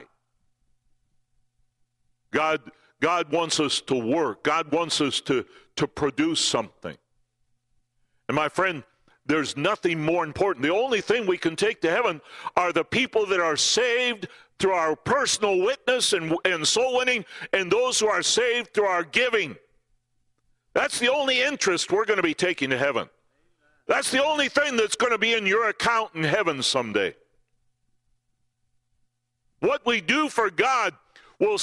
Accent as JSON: {"language": "English", "region": "southern Minnesota", "country": "United States", "tie": "born or raised there", "moved": "yes", "said": "I'm from the South. I was born in southern Minnesota"}